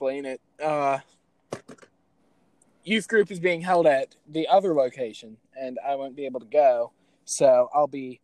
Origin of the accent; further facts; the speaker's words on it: United States; I'm completely American.